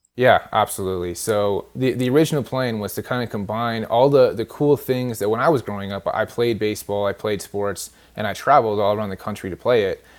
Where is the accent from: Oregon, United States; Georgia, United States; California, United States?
California, United States; moved away; I'm actually from California originally